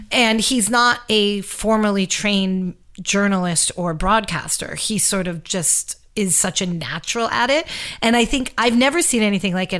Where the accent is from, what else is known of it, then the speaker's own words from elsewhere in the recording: New York City, New York, United States; moved away as an adult; now in Los Angeles, United States; I'm a New Yorker through and through. I left New York in the middle of COVID